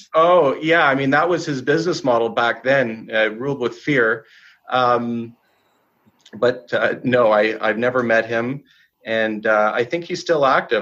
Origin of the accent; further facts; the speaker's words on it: Vancouver, British Columbia, Canada; I was born and raised in Vancouver.